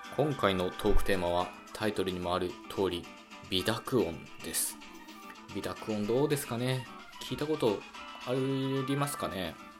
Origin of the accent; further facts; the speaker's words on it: western Japan, Japan; 僕自身もですね、西日本出身だもんですから